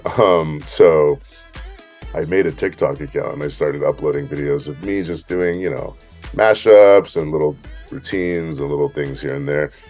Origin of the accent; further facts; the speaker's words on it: San Francisco, California, United States; now in Los Angeles, United States; I'm from San Francisco